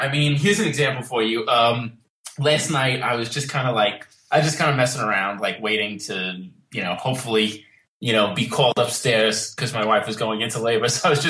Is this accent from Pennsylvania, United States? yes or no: no; New York, United States; accent: New York; Yeah. I mean, my family's like the typical kind of like, Italian immigrant kind of story, you know, came over here in the early 1900s and then kind of spread out from the Lower East Side into Brooklyn and Queens and Long Island